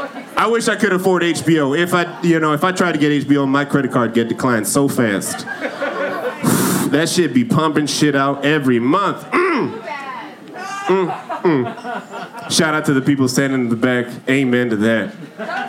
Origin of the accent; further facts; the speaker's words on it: Florida, United States; moved away; I'm from Florida. And, you know, back in Florida, I have plenty of friends